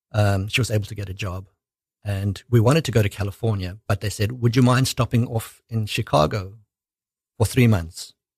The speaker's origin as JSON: {"language": "English", "country": "South Africa", "tie": "born or raised there", "moved": "as an adult", "said": "I was born in South Africa."}